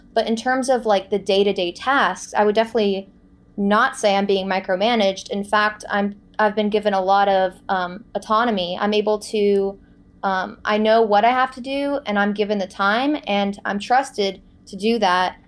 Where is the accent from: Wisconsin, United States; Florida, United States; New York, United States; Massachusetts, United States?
Florida, United States; Boca Raton; moved away as an adult; also born or lived in Los Angeles; my hometown of Boca Raton, Florida